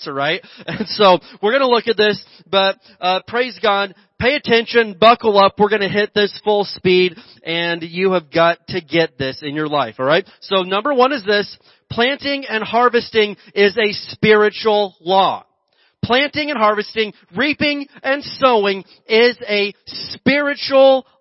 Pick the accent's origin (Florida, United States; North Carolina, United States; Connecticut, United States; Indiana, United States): Indiana, United States; also born or lived in Oklahoma; now in Mojave Desert area, California, United States; growing up in Indiana, and I lived in Oklahoma